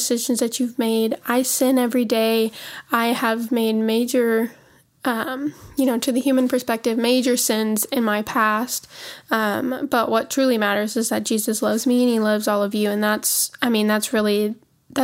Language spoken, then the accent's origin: English; Montana, United States; moved away as an adult; now in Tennessee, United States; We live in Tennessee. We are from Montana, though.